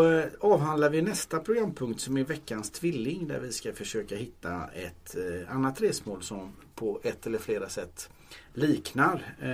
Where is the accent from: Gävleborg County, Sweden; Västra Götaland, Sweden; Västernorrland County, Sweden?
Västra Götaland, Sweden; Gothenburg; Mm, en stor stad tycker jag som är från Göteborg.